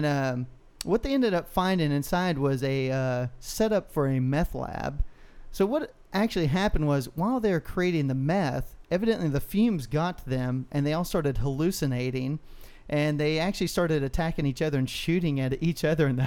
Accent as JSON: {"language": "English", "region": "Texas", "country": "United States", "said": "we're from Texas"}